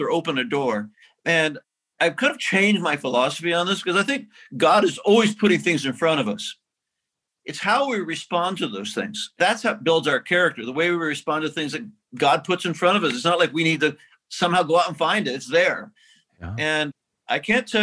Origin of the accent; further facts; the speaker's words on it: Midwest, United States; moved away as an adult; also born or lived in Santa Barbara; now in San Francisco, United States; I grew up in the Midwest